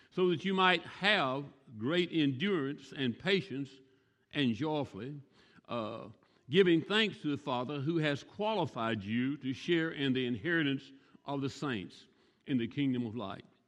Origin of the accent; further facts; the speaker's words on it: the South, United States; now in Arbuckle, United States; I'm from the South. It's almonds to me.